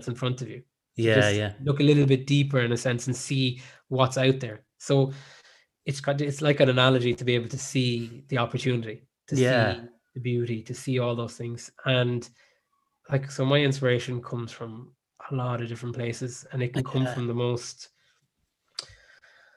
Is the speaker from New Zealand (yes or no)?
no; Ireland; also born or lived in South Africa; I spent most of my life in Ireland and growing up in Ireland